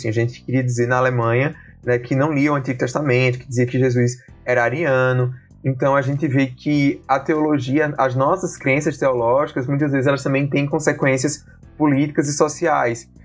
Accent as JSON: {"language": "Portuguese", "town": "Campina Grande", "region": "Paraíba", "country": "Brazil", "said": "sou de Campina Grande, Paraíba."}